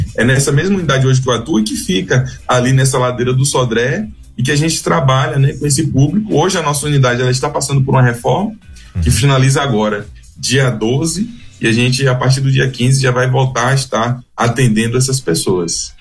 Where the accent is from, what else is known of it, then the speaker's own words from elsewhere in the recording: Alagoinhas, Bahia, Brazil; also born or lived in Salvador; Eu sou baiano, Sim. mas nasci em Alagoinhas